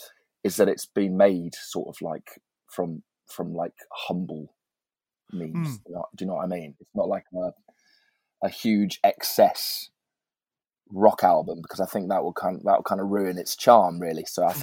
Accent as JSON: {"language": "English", "town": "Birmingham", "region": "West Midlands", "country": "United Kingdom", "tie": "born or raised there", "said": "To be honest, it's a bit of a weird place for music. And I sort of, that was my own experience of it. And I sort of wanted to get away from it when I was"}